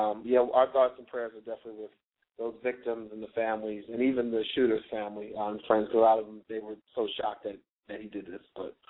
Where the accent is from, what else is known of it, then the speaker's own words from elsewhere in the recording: Virginia, United States; I'm from Virginia, so my mother's from D.C. I have family up there